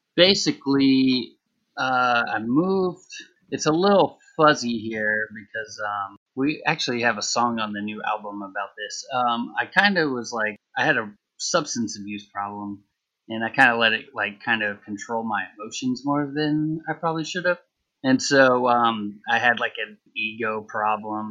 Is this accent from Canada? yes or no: no; Texas, United States; now in New Orleans, United States; I'm from Texas